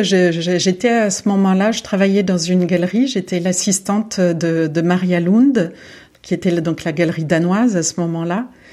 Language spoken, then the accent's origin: French; Lyon, Auvergne-Rhône-Alpes, France; moved away as an adult; also born or lived in Boulogne-Billancourt / Saint-Cloud / Bordeaux / Berlin; je suis née à Boulogne-Billancourt. J'ai grandi une partie de, j'ai grandi euh, à, Saint, à cloud Et ensuite, euh, mon père a, été muté à Lyon, donc j'ai grandi également à Lyon. j'ai passé toute mon adolescence à Lyon